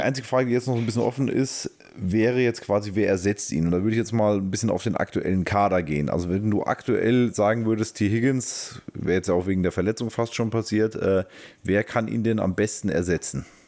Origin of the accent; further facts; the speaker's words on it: Taunus, Hesse, Germany; Ich komme aus dem Taunus.